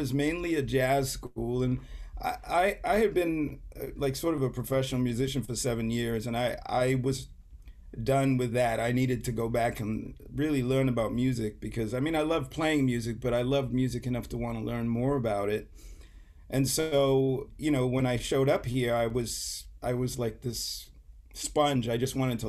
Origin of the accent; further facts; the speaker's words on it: St. Kitts & Nevis; moved away as an adult; also born or lived in England; now in United States; I was born in England, but I grew up in a small island called St. Kitts